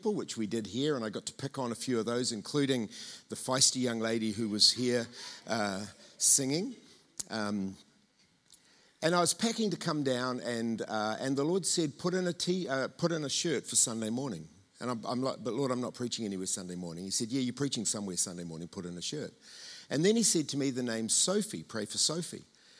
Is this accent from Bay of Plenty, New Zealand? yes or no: yes; Tauranga, Bay of Plenty, New Zealand; accent: Tauranga; my Tauranga accent